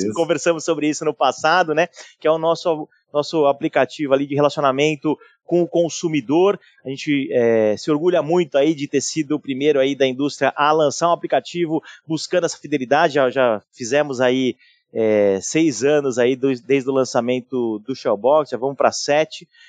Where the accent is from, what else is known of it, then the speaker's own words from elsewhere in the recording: São Paulo, Brazil; Eu sou de São Paulo